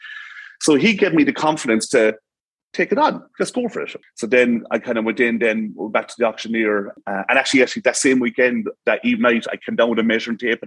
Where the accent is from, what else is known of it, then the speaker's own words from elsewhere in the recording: Tipperary, Ireland; now in Cork, Ireland; I'm from Tipperary, the Midlands.